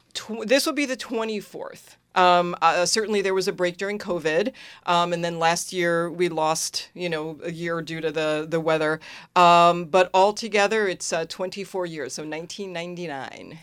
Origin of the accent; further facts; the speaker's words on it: Long Island, New York, United States; moved away as an adult; also born or lived in Santa Cruz, California; now in Willimantic, United States; I grew up in New York